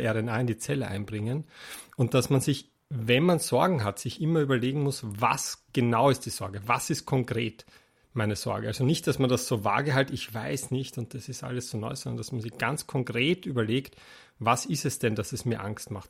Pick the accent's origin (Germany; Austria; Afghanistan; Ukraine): Austria